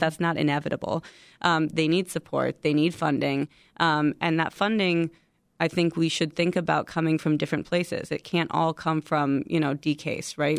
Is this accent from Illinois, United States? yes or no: yes; Chicago, Illinois, United States; I'm from Chicago, born and raised in Chicago.